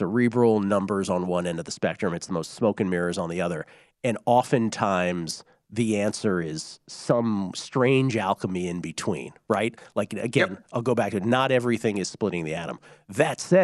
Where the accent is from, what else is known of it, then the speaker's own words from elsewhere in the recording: United States; we're American sports fans. We all grew up loving the major sports